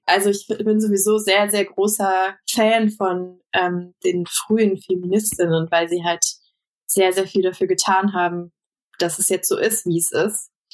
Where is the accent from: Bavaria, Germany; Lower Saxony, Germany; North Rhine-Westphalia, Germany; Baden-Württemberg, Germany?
North Rhine-Westphalia, Germany; Bonn; moved away; Ich komme ja aus Bonn ursprünglich